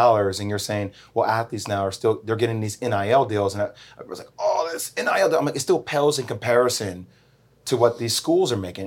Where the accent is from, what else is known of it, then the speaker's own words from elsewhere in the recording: New Jersey, United States; moved away; also born or lived in Miami / North Carolina; I'm from Jersey